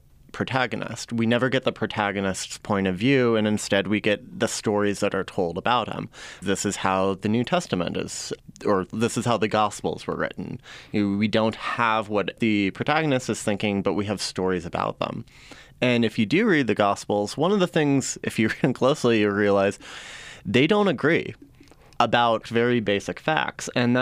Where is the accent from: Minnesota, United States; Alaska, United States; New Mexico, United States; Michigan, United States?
New Mexico, United States; Oh, definitely. I was raised Catholic, and it's a part of the whole landscape here.